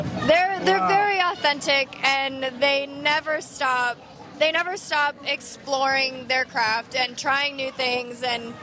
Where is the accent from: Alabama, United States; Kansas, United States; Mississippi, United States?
Kansas, United States; now in Key West, United States; I'm originally from Kansas, but I'm back in Key West, baby.